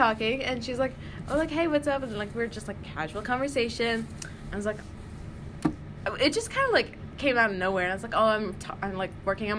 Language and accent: English; Cleveland, Ohio, United States; moved away; I'm from Cleveland, Ohio, and I live here in Prentice with Teddy